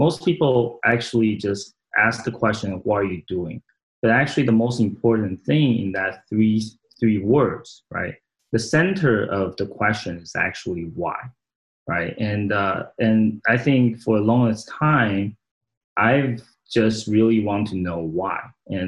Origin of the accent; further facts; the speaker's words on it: Saratoga, California, United States; English is a second language; I grew up in Northern California in a little town called Saratoga, California.